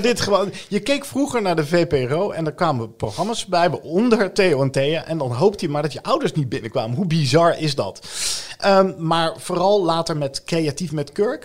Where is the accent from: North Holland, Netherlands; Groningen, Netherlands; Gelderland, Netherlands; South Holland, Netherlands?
South Holland, Netherlands; The Hague; accent: Haags; ik ben volgens mij een Hagenaar. Dat heeft te maken met eh, of je van het zand of het veen komt.